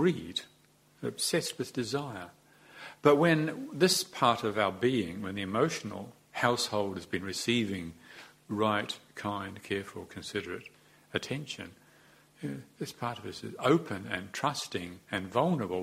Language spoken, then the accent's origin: English; New Zealand; Although we came from the English, a lot of us, we're not really like the English. We've got different ways of talking